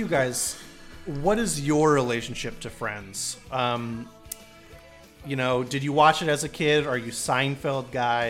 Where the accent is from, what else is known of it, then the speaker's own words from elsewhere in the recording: Portland, Oregon, United States; now in Syracuse, United States; Portland, Oregon. Yeah.